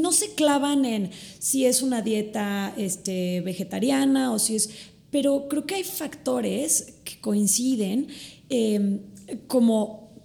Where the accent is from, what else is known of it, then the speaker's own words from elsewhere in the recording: Mexico; Somos de México y entonces el maíz nos cae muy bien.